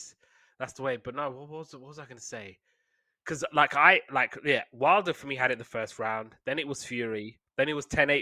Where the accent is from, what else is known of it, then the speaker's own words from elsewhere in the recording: United Kingdom; being British